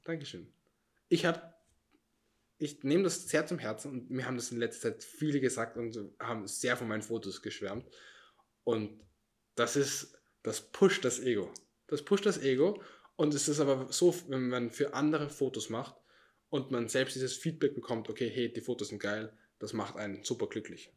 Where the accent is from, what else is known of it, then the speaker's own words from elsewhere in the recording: Austria; Ich bin Österreicher.